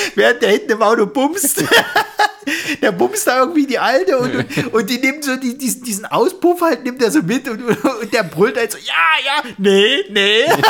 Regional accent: Saxony, Germany; accent: Saxon

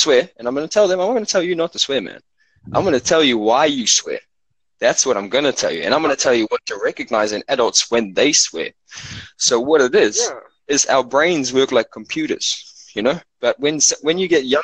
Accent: Cape Town, Western Cape, South Africa; now in Auckland, New Zealand; I come from South Africa, and I grew up really poor over there

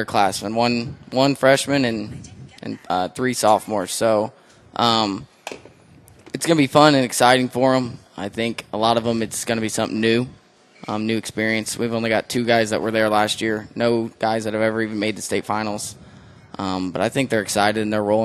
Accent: Elwood, Indiana, United States; also born or lived in Perry Meridian, Indianapolis, Indiana; I grew up in Elwood, Indiana my entire life

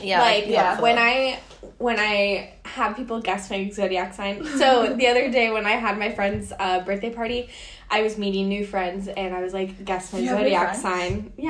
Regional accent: Miami, Florida, United States; moved away; I'm from Miami

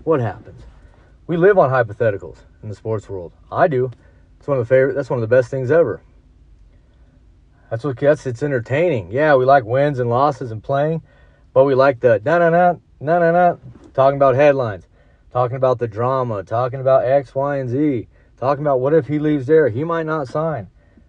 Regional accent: Denver, Colorado, United States; I'm from the Mile High.

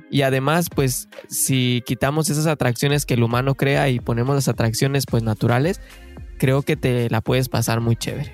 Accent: Mexico; moved away as an adult; now in Canada; somos mexicanos de corazón que venimos a buscar el famosísimo sueño canadiense

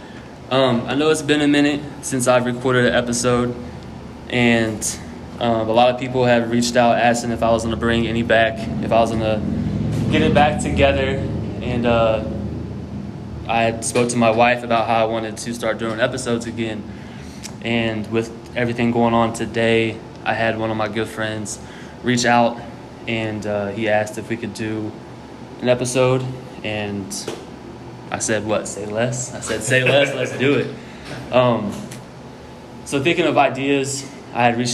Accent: Germantown, Ohio, United States; born or raised there; also born or lived in Trotwood, Ohio

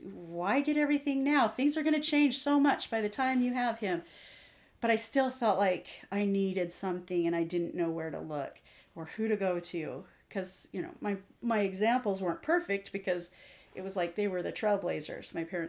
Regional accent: Missouri, United States; now in Washington, United States; So I moved out here to Washington from Missouri.

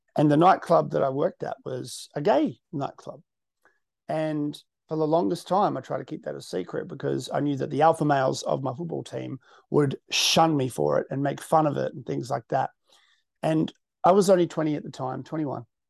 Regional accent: Western Australia, Australia; I'm from the West.

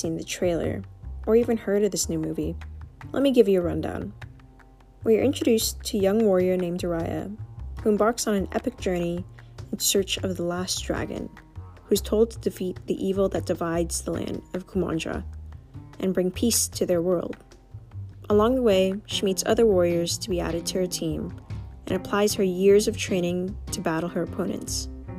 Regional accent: United States; You see, as a Filipino-American, I didn't grow up seeing many characters who look like me, or even identified closely to me on TV or in the movies.

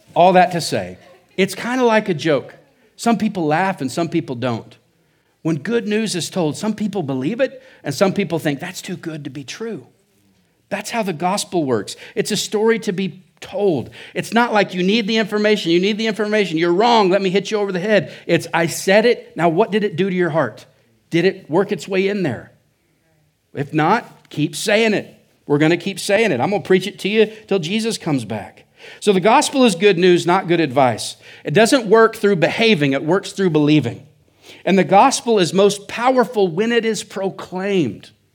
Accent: Oklahoma, United States; now in Surprise, Arizona, United States; I'm from Oklahoma

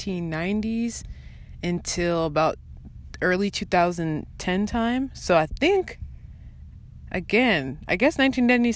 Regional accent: Kent, Washington, United States; we're from the same city

